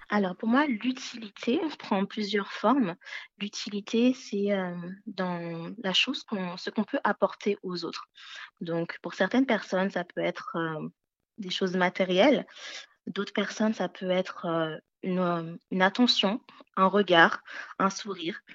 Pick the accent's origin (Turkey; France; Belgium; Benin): Benin; je suis née au Bénin en Afrique